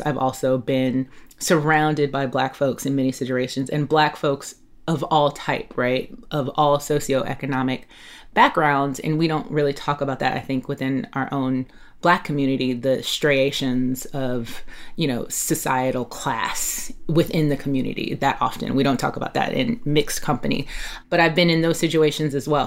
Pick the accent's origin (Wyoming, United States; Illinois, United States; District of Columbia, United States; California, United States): California, United States; Los Angeles; also born or lived in Catalina Island (Avalon), California; I grew up mostly in South Los Angeles